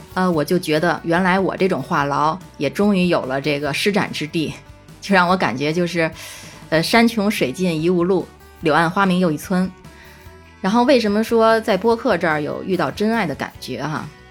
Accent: Beijing, China; accent: Beijing dialect; moved away; 我一听起来就感觉非常亲切，因为我这些年一直是在异乡工作，在现实的环境中，我听不到乡音。

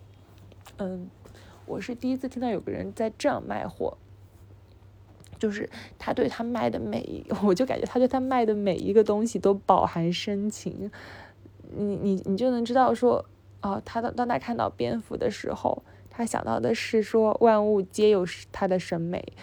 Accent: China; first language Chinese; 我的母语是中文，我是中国人

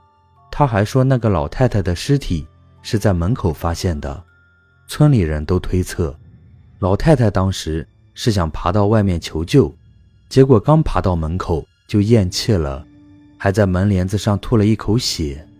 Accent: North China Plain, China; 事情是这样的，我的老家在华北平原的某个农村。我们村子还算是比较大的

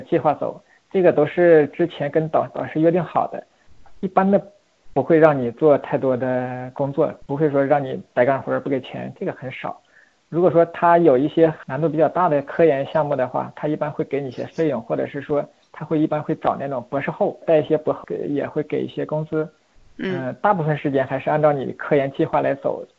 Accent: China; also born or lived in Beijing; 我毕竟土生土长这么多年在中国适应这个环境

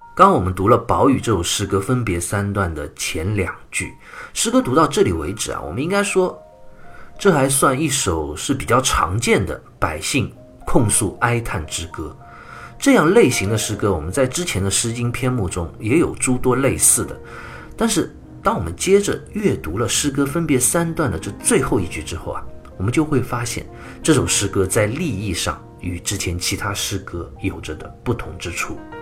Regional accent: China; 我们中国人骂一个人的时候啊

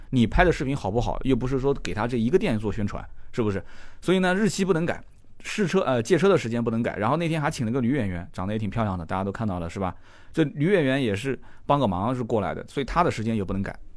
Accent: Nanjing, Jiangsu, China; 我们南京人讲混得挺妖的，就是混得挺好

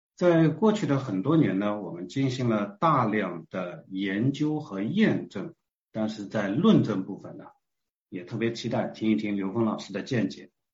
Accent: China; 我们是中国人啊

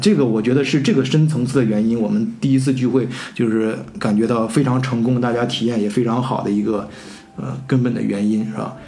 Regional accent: China; now in Germany; 我们中国人将来也会遇到这样的问题

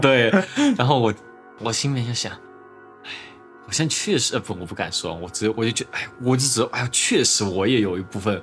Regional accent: southern China, China; accent: southern Mandarin; now in United States; 不太好的南方普通画家，像语法错误的英文，这就是我的一个语言的组成

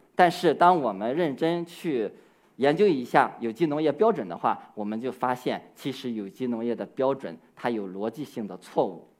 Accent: Qixia, Shandong, China; 我是山东栖霞人，从小家里就有苹果园，所以呢，我从小呀也喜欢在果园里劳作。那我是一九八九年出生的

